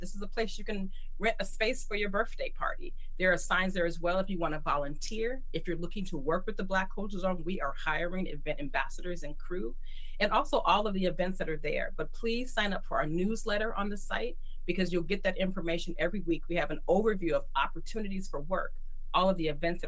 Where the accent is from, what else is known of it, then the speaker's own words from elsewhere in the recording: Oakland, California, United States; I'm born and raised in East Oakland